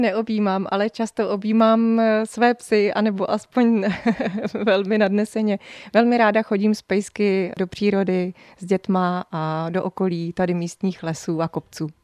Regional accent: Hořice, Hradec Králové Region, Czechia; moved away as an adult; now in Lipno area, Czech Republic; Já jsem původem z východních Čech, z Hořic pod Krkonoší, tam právě, kde se vyrábějí hořické trubičky

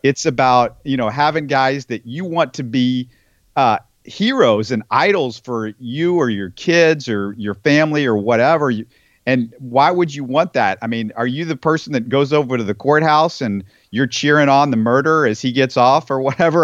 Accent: Houston, Texas, United States; I grew up in Houston

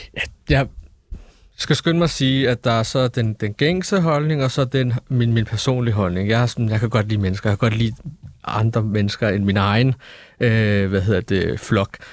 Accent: Denmark; nu er jeg født og opvokset i Danmark

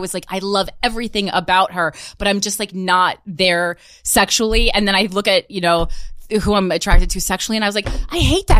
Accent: New Jersey, United States; I'm from New Jersey.

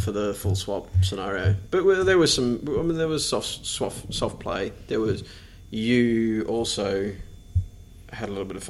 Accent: Australia; being that we're Australian...

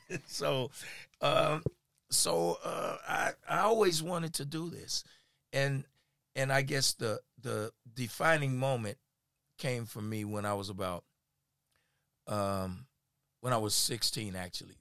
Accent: Kansas City, Missouri, United States; I'm from here in Kansas City. I born and raised here. Went to Lincoln High School.

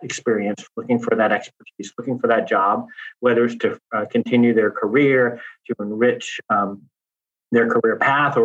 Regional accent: Louisiana, United States; moved away; also born or lived in Texas; born and raised in Louisiana, raised in Texas, an LSU boy

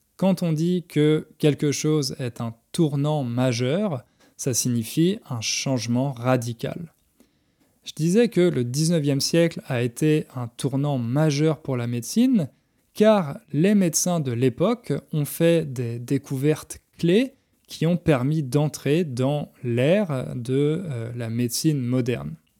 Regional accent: France; en tant que Français, quand j'étais petit

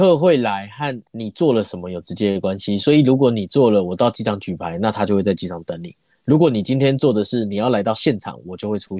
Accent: New Taipei, Taiwan; now in Taichung, Taiwan; 我自己本身不是台中人，我是新北人。

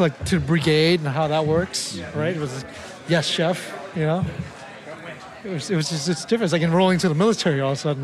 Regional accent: Oakland, California, United States; born or raised there

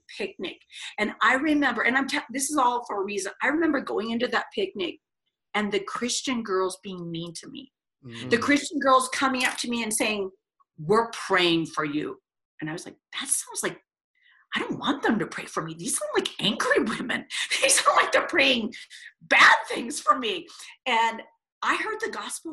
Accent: West Lafayette, Indiana, United States; moved away as an adult; also born or lived in Arizona; I grew up in Indiana, super conservative, Midwestern town where Purdue University is.

